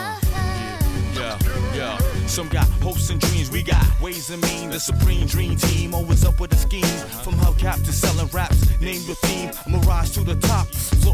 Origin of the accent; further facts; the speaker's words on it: Dublin, Leinster, Ireland; I grew up in Dublin